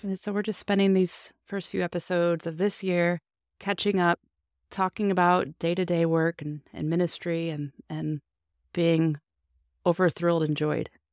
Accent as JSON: {"language": "English", "region": "Illinois", "country": "United States", "tie": "born or raised there", "said": "pastored my hometown"}